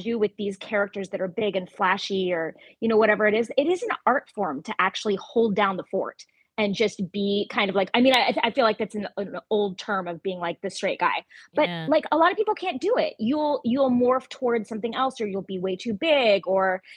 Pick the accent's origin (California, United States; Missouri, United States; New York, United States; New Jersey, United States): California, United States; Ventura County, Southern; There was great theaters in, you know, the Ventura County area that I grew up in, Los Angeles